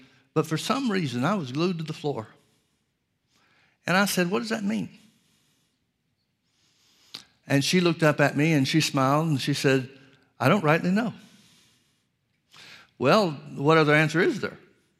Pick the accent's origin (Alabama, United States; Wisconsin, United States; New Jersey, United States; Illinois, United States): Alabama, United States; Birmingham; I grew up in Birmingham, Alabama, outside of Birmingham, Alabama.